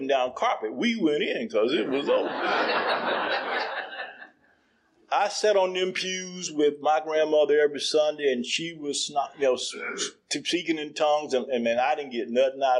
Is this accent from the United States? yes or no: yes; Durham, North Carolina, United States; born or raised there; now in Baltimore, United States